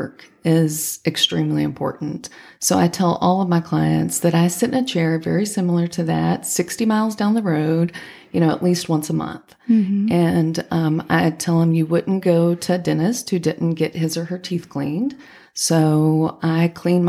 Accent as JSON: {"language": "English", "town": "Henderson", "region": "Kentucky", "country": "United States", "tie": "born or raised there", "said": "I grew up in Henderson, Kentucky, which is just 100 miles away from, you know, Clarksville"}